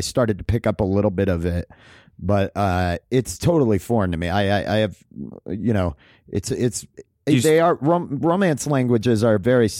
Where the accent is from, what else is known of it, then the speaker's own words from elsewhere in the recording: Maine, United States; moved away; also born or lived in Los Angeles; I grew up in Maine. It was 99% white.